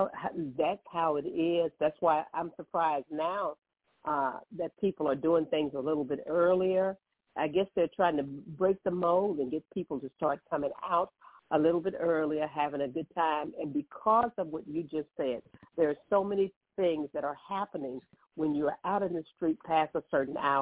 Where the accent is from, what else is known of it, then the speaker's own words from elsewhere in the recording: Columbus, Mississippi, United States; moved away; in my hometown. Because that's Columbus, Mississippi